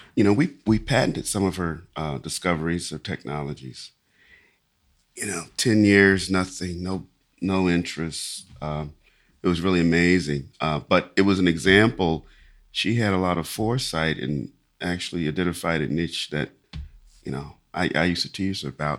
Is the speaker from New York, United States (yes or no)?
no; Lexington, Kentucky, United States; I grew up in in Lexington, Kentucky